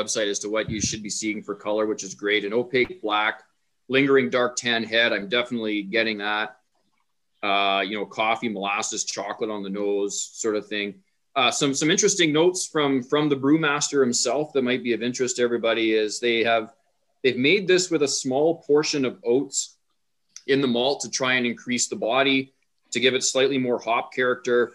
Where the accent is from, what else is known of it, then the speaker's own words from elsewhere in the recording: Ponoka, Alberta, Canada; I actually did grow up there